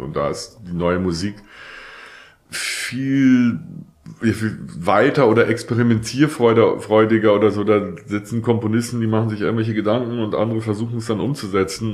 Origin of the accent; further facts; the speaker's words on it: Hamburg, Germany; ich bin in Hamburg geboren und da aufgewachsen